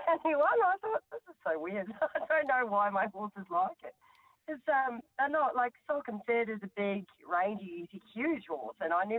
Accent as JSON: {"language": "English", "country": "New Zealand", "moved": "yes", "lives_now": "Australia", "said": "No, I'm from New Zealand."}